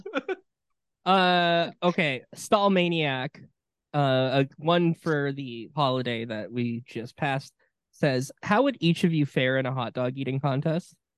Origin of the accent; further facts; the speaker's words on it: Wisconsin, United States; growing up in Wisconsin.